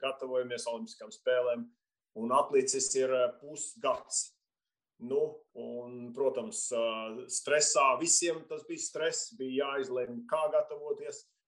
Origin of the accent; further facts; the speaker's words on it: Latvia; mēs neesam krievi no PSRS, mēs esam latvieši